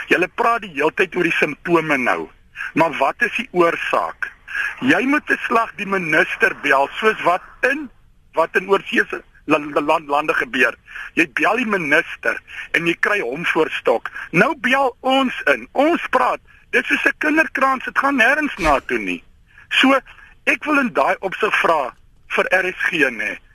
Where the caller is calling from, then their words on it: Western Cape, South Africa; van Weskaap. Ek gee 'n klomp mense werk.